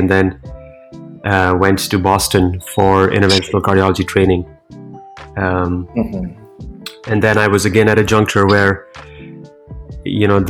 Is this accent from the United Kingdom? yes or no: no; New Delhi, Delhi, India; moved away as an adult; now in Cleveland, United States; I was born and raised in India, in the capital city, New Delhi